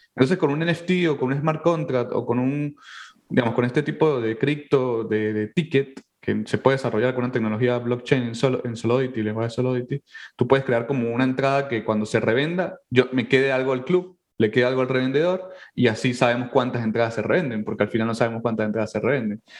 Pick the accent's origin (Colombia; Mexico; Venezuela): Venezuela; now in New York City, United States; nosotros somos venezolanos